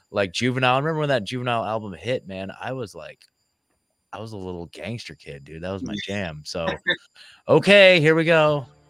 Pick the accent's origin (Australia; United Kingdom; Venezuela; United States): United States; Oregon; moved away as an adult; I'm originally from Oregon, so I moved here in 2022